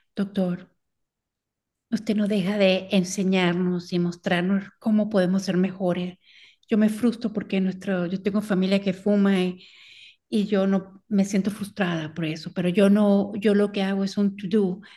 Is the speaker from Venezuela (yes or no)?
yes; Venezuela; como venezolana